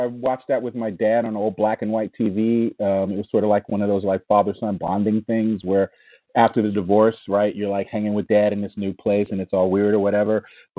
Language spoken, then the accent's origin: English; Washington, District of Columbia, United States; I grew up a lot of different places. I mean, mostly Washington, D.C., I guess. But we traveled a lot.